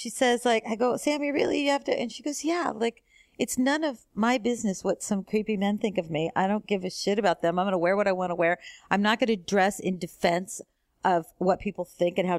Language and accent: English; San Diego, California, United States; also born or lived in Los Angeles, United States; now in New York, United States; I grew up on the West Coast in San Diego and then